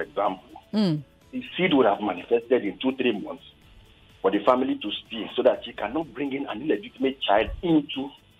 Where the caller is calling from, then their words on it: Ikorodu, Lagos, Nigeria; I'm calling from Ikorodu.